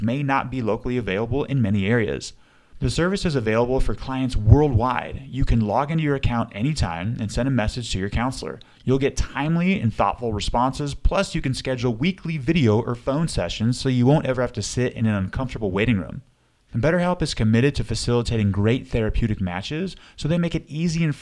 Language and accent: English; Sandy, Utah, United States; Sandy, Utah, That's where I grew up too